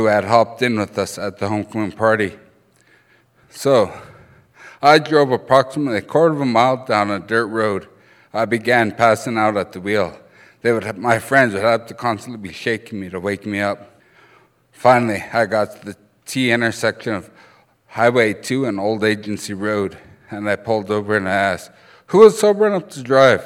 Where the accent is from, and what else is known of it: Browning, Montana, United States; first language Blackfoot